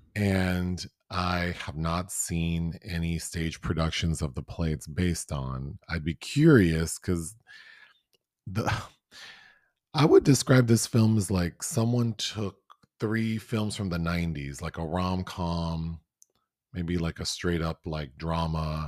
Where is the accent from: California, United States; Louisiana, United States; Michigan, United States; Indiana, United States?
California, United States; Southern; I grew up in Southern California